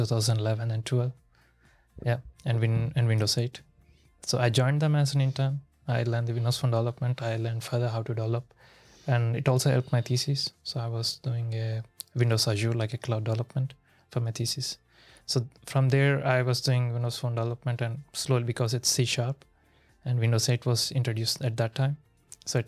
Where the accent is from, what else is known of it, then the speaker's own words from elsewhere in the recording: Hyderabad, Telangana, India; moved away as an adult; now in Berlin, Germany; I come from Hyderabad, from India